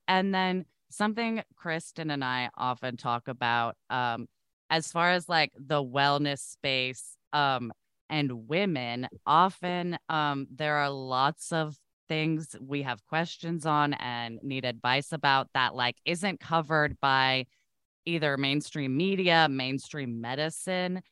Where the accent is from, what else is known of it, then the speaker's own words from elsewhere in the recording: Oregon, United States; I grew up in Oregon